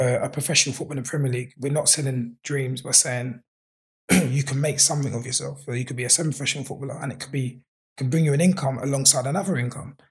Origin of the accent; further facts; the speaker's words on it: London, United Kingdom; I'm from Peckham